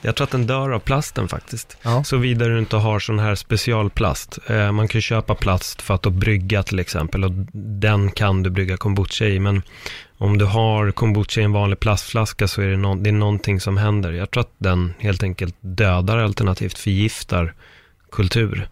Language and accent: Swedish; Stockholm, Stockholm County, Sweden; also born or lived in Spain; det här är ju mina trakter, vi har ju uppväxt i Örnsberg